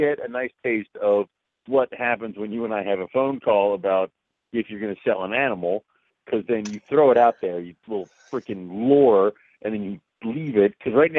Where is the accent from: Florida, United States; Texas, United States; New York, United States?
Texas, United States; So I'm a Texan.